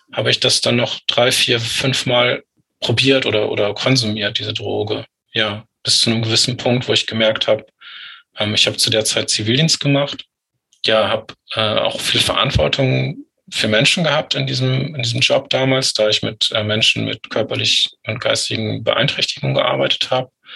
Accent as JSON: {"language": "German", "area": "Lüneburg Heath", "region": "Lower Saxony", "country": "Germany", "tie": "born or raised there", "said": "Ich bin in der Lüneburger Heide groß geworden."}